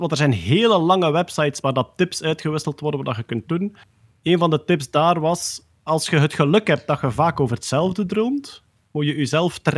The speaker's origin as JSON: {"language": "Dutch", "country": "Belgium", "said": "Altijd tof hè, als wij als Belgen bevestiging krijgen dat we bestaan."}